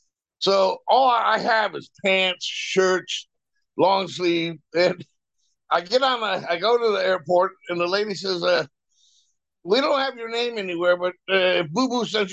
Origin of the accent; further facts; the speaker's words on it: New York City, New York, United States; moved away; also born or lived in Baltimore, Maryland; I'm from, you know, New York City. And I said, via Baltimore, Maryland.